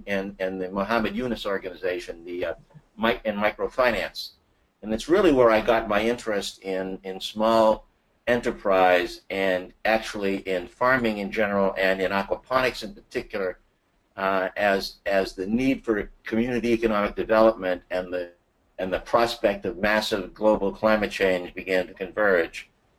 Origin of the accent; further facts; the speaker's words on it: Boston, Massachusetts, United States; moved away as an adult; also born or lived in Chicago, United States; now in Washington, D.C., United States; I'm originally from Boston.